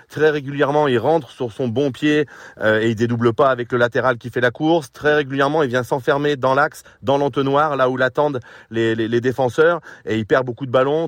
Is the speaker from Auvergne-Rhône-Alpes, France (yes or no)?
yes; Lyon, Auvergne-Rhône-Alpes, France; je suis pur Lyonnais, formé au centre de formation et j'ai eu la chance de jouer à l'OL